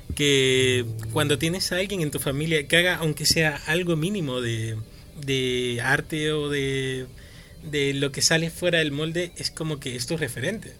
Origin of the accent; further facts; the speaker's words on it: Madrid, Community of Madrid, Spain; yo soy de Vicálvaro